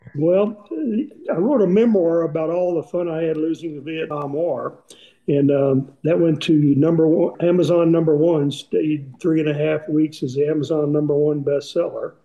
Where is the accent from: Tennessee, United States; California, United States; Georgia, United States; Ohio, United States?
Tennessee, United States; East; growing up in East Tennessee